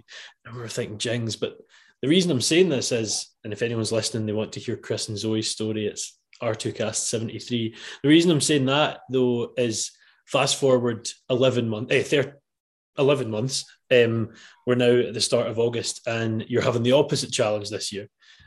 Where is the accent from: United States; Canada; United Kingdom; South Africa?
United Kingdom; Scotland; Yeah, maybe I'm being very Scottish as well.